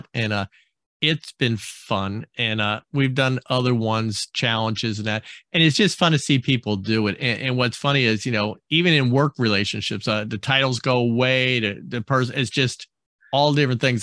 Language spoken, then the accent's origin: English; New Jersey, United States; moved away; I grew up on the East Coast in New Jersey